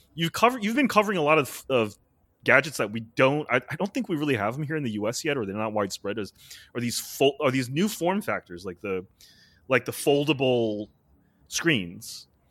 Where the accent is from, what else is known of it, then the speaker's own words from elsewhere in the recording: United States; as an American